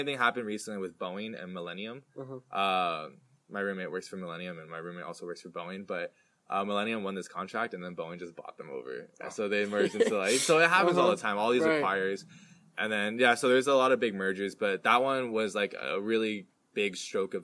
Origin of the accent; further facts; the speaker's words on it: the Bay Area, California, United States; I'm from the Bay Area